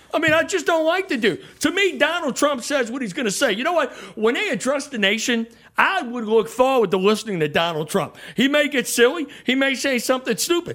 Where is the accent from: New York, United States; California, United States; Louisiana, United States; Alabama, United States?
Louisiana, United States; New Orleans; I'm from New Orleans